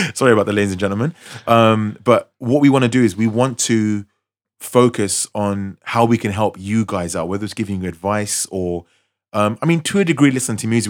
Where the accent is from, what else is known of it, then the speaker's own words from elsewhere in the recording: London, United Kingdom; I was from West London